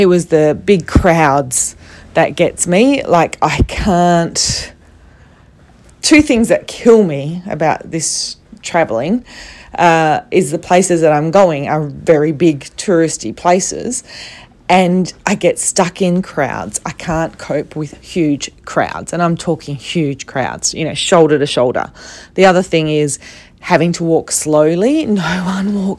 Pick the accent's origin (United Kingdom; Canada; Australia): Australia